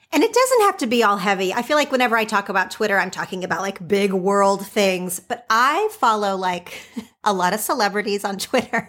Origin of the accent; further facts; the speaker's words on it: Oklahoma, United States; now in California, United States; growing up in Oklahoma and living in California